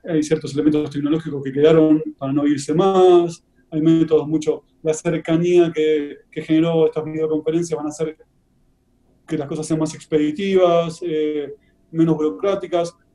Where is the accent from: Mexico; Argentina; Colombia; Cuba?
Argentina; moved away as an adult; also born or lived in Santiago, Chile; now in Madrid, Spain; si anteriormente estuve radicado también en Chile durante dos años y obviamente nací y trabajé en Argentina muchos años y después ya la última etapa mm, en Madrid.